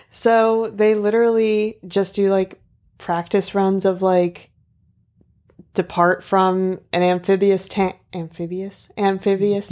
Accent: United States; as an American

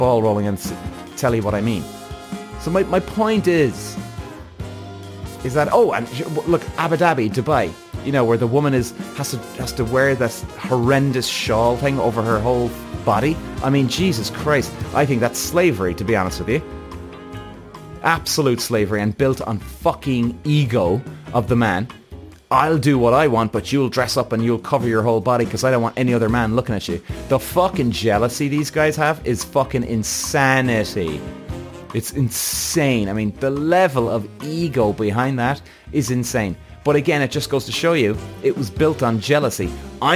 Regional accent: Ireland; Irish. I'm Irish. And I live in Ireland

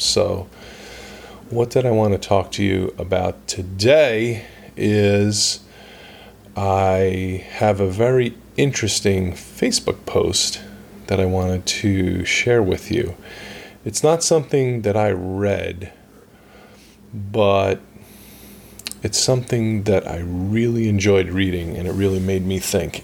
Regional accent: United States; I grew up in the United States of America. I'm an American

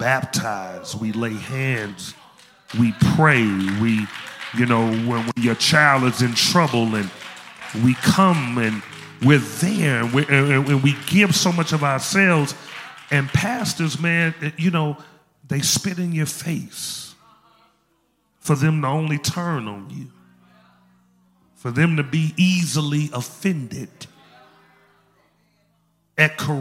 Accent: Memphis, Tennessee, United States; moved away; I'm from Memphis

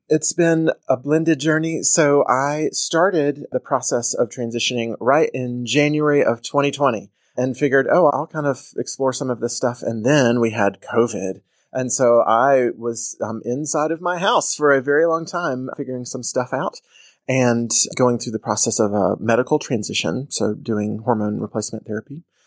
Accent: Atlanta, Georgia, United States; I grew up in Atlanta

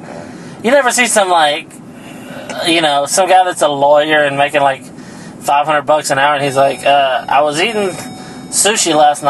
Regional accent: Ganado, Texas, United States; Born in Ganado, Jackson County, Texas, United States, southern part of the United States, America, world.

